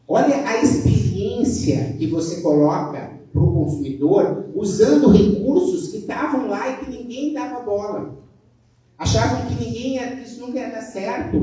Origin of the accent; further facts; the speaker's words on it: South Region, Brazil; accent: southern; vocês podem ver pelo meu sotaque, eu sou do sul